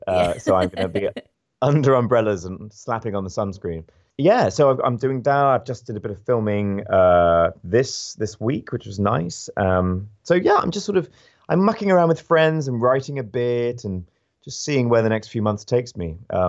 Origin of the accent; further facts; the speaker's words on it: United Kingdom; It's funny actually, as a Brit, and I'd like to know actually how it's gone down here.